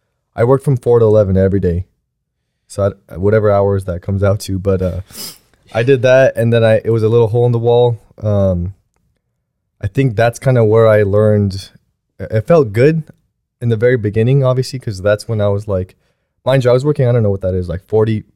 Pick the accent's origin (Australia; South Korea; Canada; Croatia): South Korea; born there; moved away; I mean, I was born in Korea, and there's a lot of the times where I was growing up